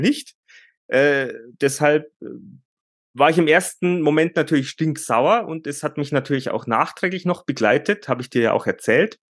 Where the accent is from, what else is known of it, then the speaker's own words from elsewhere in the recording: Bavaria, Germany; bei uns, äh, bei uns in Bayern